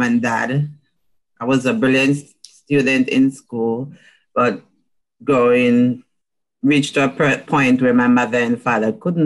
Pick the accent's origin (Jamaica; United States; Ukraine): Jamaica; I'm from Jamaica.